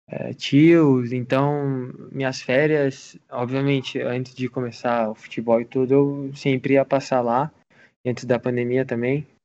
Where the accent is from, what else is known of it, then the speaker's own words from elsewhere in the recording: Curitiba, Paraná, Brazil; mas eu nasci aqui é, em Curitiba, é, nasci no Brasil é, e fui criado como um argentino, né?